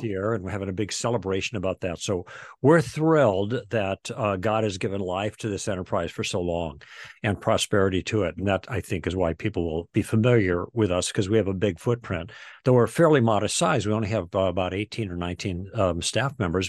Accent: Chicago, Illinois, United States; moved away as an adult; also born or lived in Michigan / Los Angeles; We're from the Midwest. We grew up in Chicago.

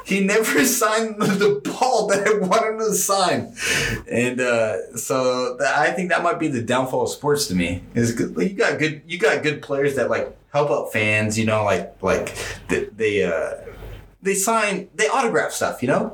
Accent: Washington, United States; I'm from Washington

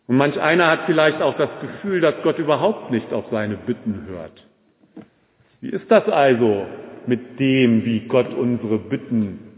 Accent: Braunschweig, Lower Saxony, Germany; Ich bin ja in Braunschweig groß geworden, damals gab es noch Hertie.

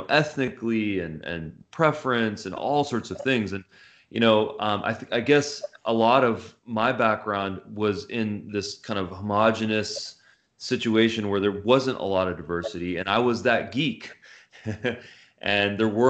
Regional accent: Los Angeles, California, United States; also born or lived in Santa Monica; I grew up in the San Fernando Valley.

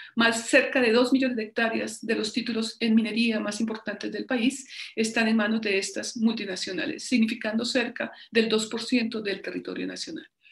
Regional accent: Colombia

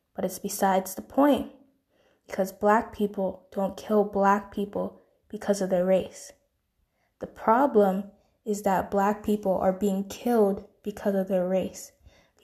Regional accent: United States; proud of being American, proud to live in the land of the free.

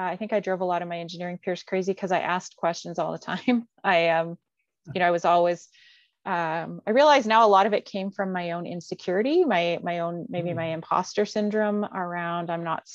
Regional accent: Calgary, Alberta, Canada; also born or lived in Montreal; I was born and raised here in Calgary

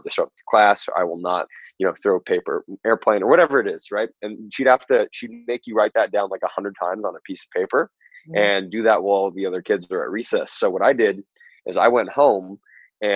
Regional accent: Southern California, United States; I am originally from Southern California

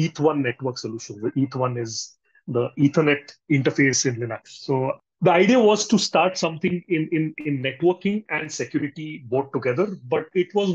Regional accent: Belgaum, Karnataka, India; also born or lived in Bangalore; go back to my hometown, which is Belgaum

